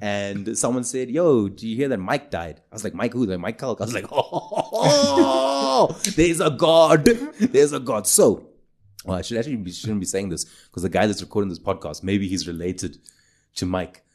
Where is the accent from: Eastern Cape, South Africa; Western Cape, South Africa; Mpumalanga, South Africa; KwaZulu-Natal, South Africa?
KwaZulu-Natal, South Africa; Durban; I grew up in Durban